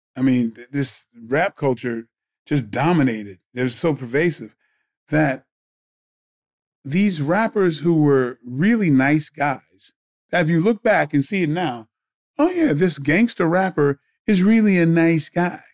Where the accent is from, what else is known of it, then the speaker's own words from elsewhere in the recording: Bridgeport, Connecticut, United States; I grew up in Bridgeport, Connecticut